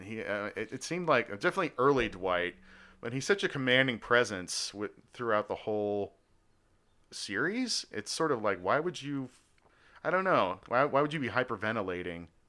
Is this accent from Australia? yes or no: yes; Australia; moved away; I am from Australia, was born there